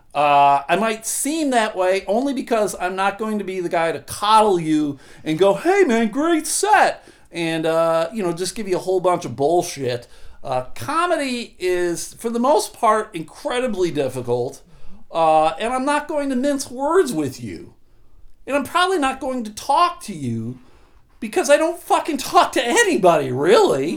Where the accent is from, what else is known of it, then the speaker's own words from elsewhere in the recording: Buffalo, New York, United States; where I grew up in Buffalo